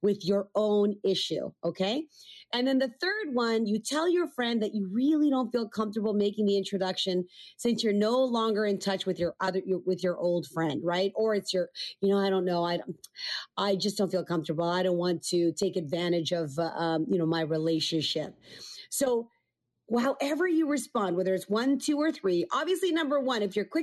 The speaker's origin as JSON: {"language": "English", "country": "Canada", "said": "I'm Canadian."}